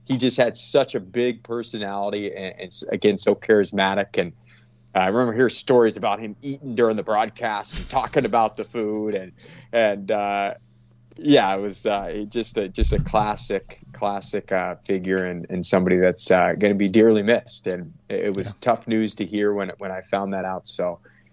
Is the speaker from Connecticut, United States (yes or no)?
no; Santa Cruz, California, United States; as a kid growing up in Santa Cruz, just outside of San Jose